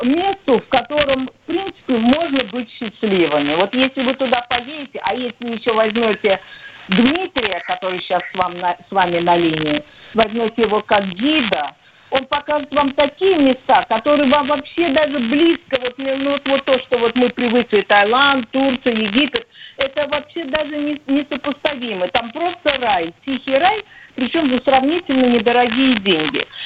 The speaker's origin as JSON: {"language": "Russian", "region": "Moscow", "country": "Russia", "tie": "born or raised there", "said": "я родилась в Москве"}